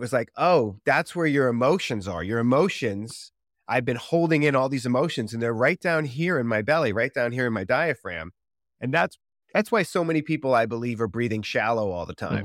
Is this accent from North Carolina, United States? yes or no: no; Boston, Massachusetts, United States; moved away as an adult; now in Los Angeles, United States; growing up in Boston